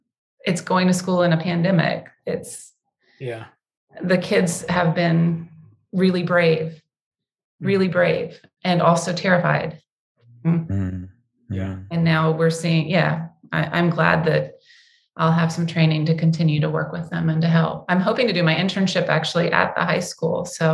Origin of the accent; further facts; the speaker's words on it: the South, United States; This is probably because I'm a Southerner, so the storytelling is part of my blood.